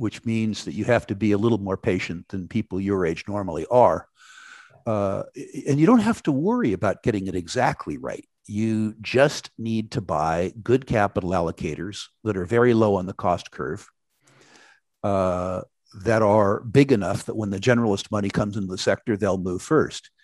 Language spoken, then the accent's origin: English; California, United States; in my home state, California